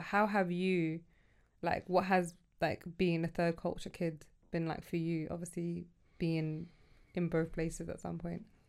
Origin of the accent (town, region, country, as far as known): United Kingdom; born or raised there; also born or lived in Sudan / Egypt